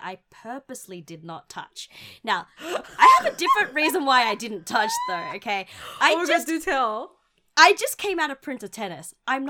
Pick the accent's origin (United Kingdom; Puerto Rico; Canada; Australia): Australia; where we grew up in Australia